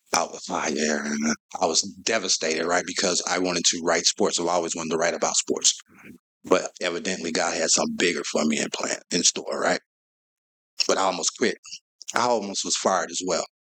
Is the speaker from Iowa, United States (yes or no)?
no; St. Louis, Missouri, United States; I was born and raised in South St. Louis